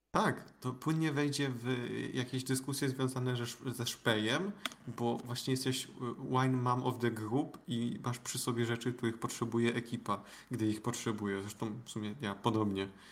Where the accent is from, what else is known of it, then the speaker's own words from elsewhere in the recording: Świętokrzyskie Voivodeship, Poland; pochodzę ze świętokrzyskiego